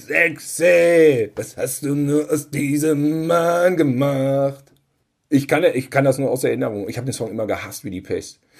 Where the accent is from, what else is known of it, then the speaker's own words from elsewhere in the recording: Cologne, North Rhine-Westphalia, Germany; Da, da muss ich jetzt mal hier als Kölner äh, mal den Unterschied.